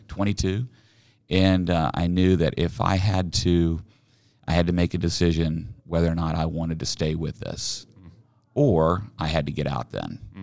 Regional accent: Oklahoma City, Oklahoma, United States; also born or lived in Salt Lake City, Utah; now in Overland Park, United States; I grew up down in Oklahoma. I, uh, in Oklahoma City

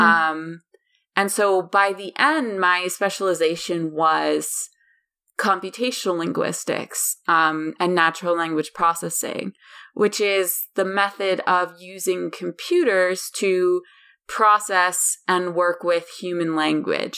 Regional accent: Pittsburgh, Pennsylvania, United States; I grew up in Western Pennsylvania, um, in a town called Pittsburgh.

